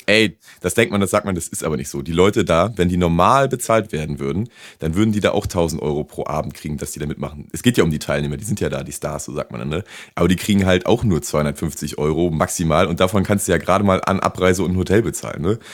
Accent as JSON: {"language": "German", "town": "Rostock", "region": "Mecklenburg-Vorpommern", "country": "Germany", "moved": "yes", "lives_now": "Cologne, Germany", "said": "bei uns zu Hause in Rostock"}